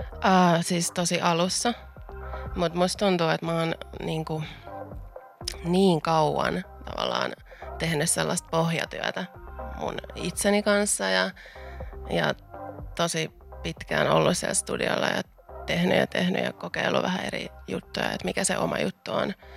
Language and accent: Finnish; Vantaa, Uusimaa, Finland; Mä tuun tätä tota Vantaalta alun perin